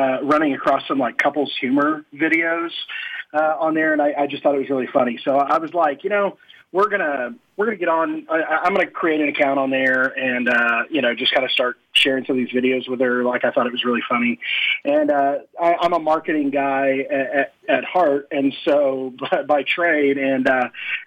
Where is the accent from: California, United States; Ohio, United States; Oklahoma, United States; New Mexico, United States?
Oklahoma, United States; I'm this pastor from Oklahoma who drives a 4x4 pickup and wears boots